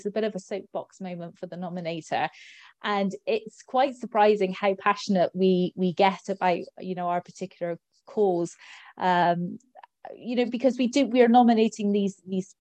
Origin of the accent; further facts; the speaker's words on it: Clonakilty, Munster, Ireland; down in West Cork in my hometown of Clonakilty